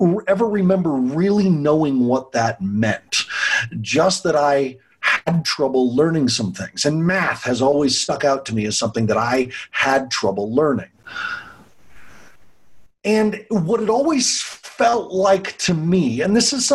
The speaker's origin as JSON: {"language": "English", "town": "Longmont", "region": "Colorado", "country": "United States", "tie": "born or raised there", "said": "my hometown of Longmont"}